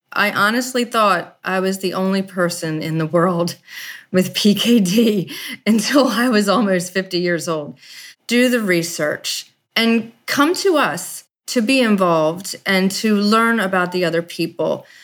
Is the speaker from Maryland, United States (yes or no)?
yes; Baltimore, Maryland, United States; I'm from Baltimore, Maryland